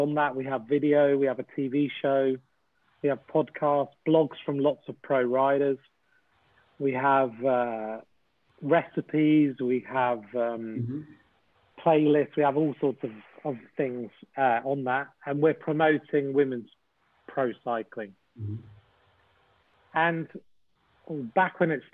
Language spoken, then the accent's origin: English; United Kingdom; also born or lived in Winchester; as a British person